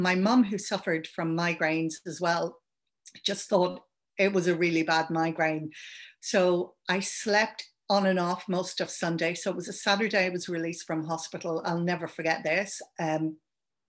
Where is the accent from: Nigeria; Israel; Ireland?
Ireland; accent: Irish; also born or lived in London; now in Adelaide, Australia; You can probably hear I'm Irish